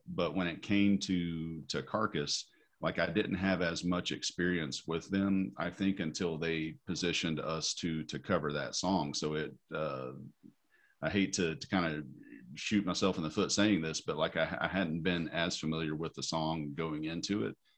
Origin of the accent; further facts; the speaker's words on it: Tennessee, United States; moved away; growing up in Tennessee